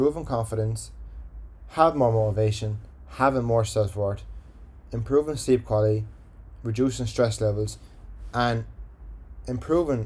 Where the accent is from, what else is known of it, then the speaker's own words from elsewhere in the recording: Ireland; accent: Irish; my Irish accent